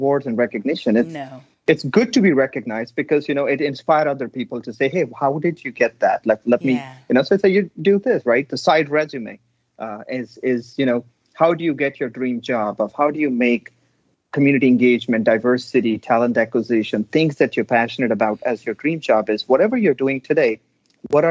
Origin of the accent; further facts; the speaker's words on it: India; now in Texas, United States; I was born and raised in India, but this is home